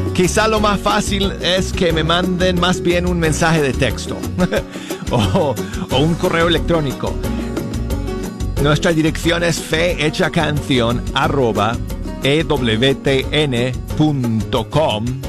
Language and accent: Spanish; Denver, Colorado, United States; moved away; desde mi tierra natal de Colorado y mi ciudad de Denver